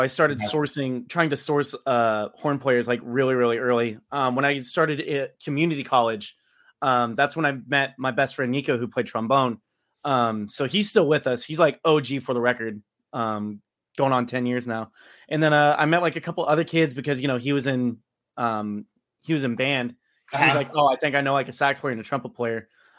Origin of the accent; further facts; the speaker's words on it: Fresno, California, United States; North Central, SenCal, ska punk, whatever. We say we're from Fresno because people know where that is.